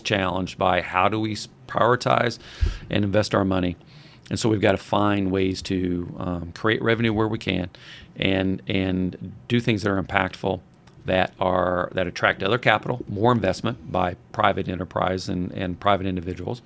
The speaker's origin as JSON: {"language": "English", "town": "Madison", "region": "Indiana", "country": "United States", "tie": "born or raised there", "said": "I grew up on Walnut"}